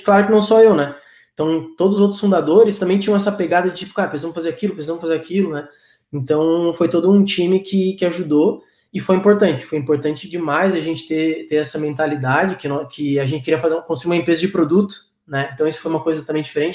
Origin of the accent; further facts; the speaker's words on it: Florianópolis, Santa Catarina, Brazil; eu sou manezinho, né? Então, é, tam, sou, da, sou da terra aqui de Floripa